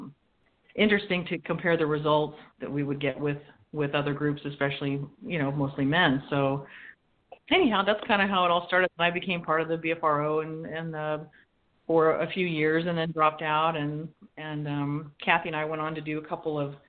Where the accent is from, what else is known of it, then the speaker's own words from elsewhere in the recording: California, United States; now in Washington, United States; I'm being from California and I'm a transplant here in Washington now, where I live with Kyle